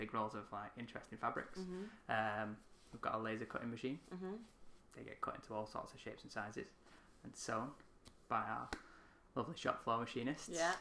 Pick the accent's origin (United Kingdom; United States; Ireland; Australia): United Kingdom; We're British.